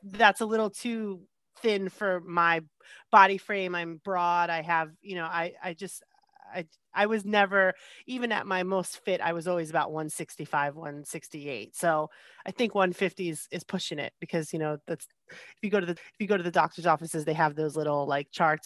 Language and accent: English; New Jersey, United States; moved away as an adult; now in California, United States; I grew up in New Jersey most of my life